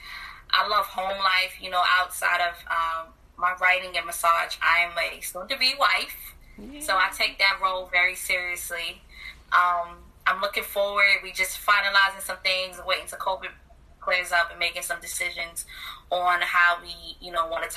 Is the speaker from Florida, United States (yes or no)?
no; New York City, New York, United States; moved away as an adult; now in Virginia, United States; I'm a Brooklyn native, born and raised, proud.